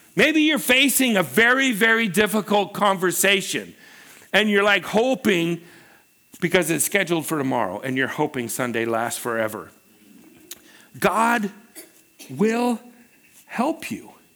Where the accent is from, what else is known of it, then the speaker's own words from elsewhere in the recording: Pacific Northwest, United States; also born or lived in Los Angeles, United States; Pam and I uh, you know, we were raised in the Pacific Northwest